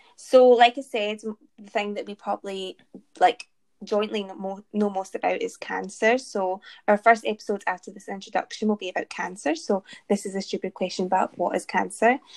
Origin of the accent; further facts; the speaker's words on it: Glasgow, Scotland, United Kingdom; Born in Glasgow, Stayed in Glasgow. Now doing my PhD in Glasgow